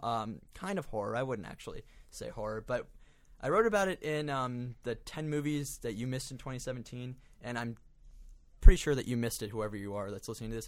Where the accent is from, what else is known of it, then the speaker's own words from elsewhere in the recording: Florida, United States; I'm from Florida.